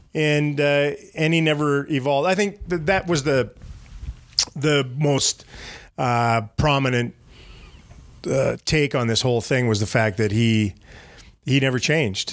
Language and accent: English; Canada; moved away; I'm from Canada